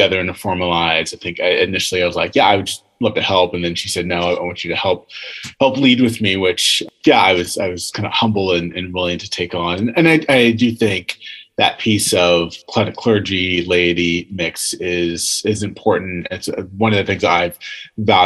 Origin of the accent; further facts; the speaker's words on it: Virginia, United States; I grew up in Virginia